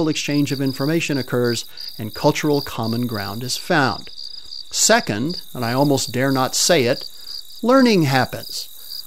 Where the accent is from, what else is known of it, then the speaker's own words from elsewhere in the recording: Spain; moved away; I grew up in Spain